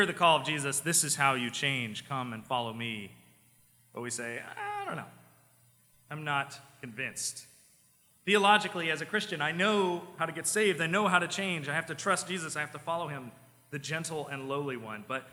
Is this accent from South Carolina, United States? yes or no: yes; small town next to the BMW plant, South Carolina, United States; My hometown that I grew up in, it did not have a single red light in it until I went to college. It was like, I grew up across from a field.